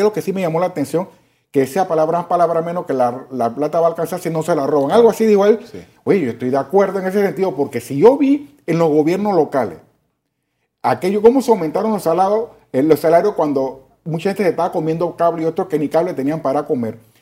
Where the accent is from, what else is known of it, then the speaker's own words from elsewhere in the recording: Panama; yo como panameño